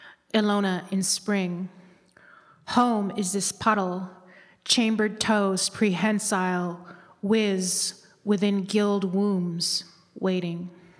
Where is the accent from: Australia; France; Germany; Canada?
Canada; Toronto, Ontario; I'm actually from the West End, and I grew up in the West End of Toronto.